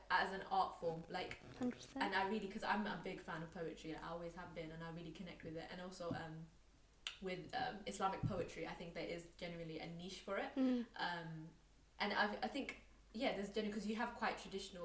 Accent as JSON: {"language": "English", "region": "London", "country": "United Kingdom", "tie": "born or raised there", "said": "we're both from East London. We actually both went to the same school."}